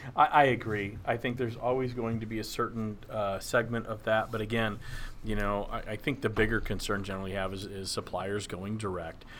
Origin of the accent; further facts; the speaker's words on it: Dallas, Texas, United States; I grew up in Dallas, Texas